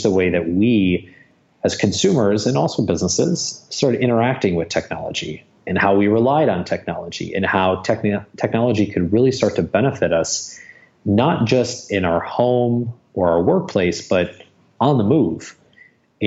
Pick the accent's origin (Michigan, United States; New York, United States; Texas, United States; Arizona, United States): Michigan, United States; moved away as an adult; now in Los Angeles, United States; born and raised in Michigan